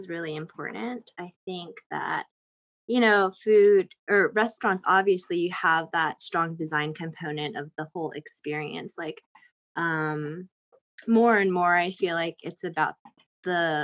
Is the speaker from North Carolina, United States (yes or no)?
yes; Raleigh, North Carolina, United States; now in New York, United States; I grew up in Raleigh, North Carolina for the most part, so that's the South